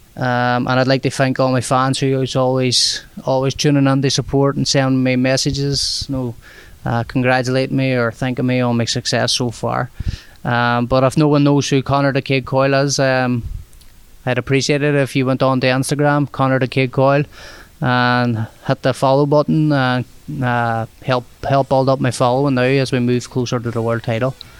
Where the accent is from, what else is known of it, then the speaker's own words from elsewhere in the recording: Derry, Northern Ireland, United Kingdom; moved away as an adult; now in St. Petersburg, United States; a lot more population is a lot bigger here than it would be in my hometown, Derry